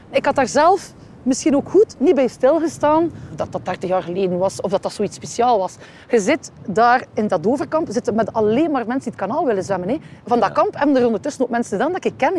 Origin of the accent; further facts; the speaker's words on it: Ostend, Flanders, Belgium; ik ben hier geboren en getogen in Oostende